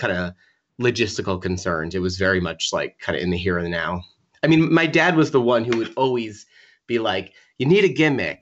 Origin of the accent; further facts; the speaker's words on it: Long Island, New York, United States; also born or lived in Wassaic, Dutchess County, New York / Providence, Rhode Island; I grew up in Long Island, like an hour and a half from the city